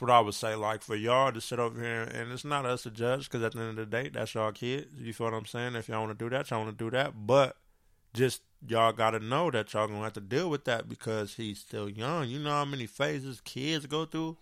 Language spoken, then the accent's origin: English; San Bernardino, California, United States; I grew up on Del Rosa, Eureka Day.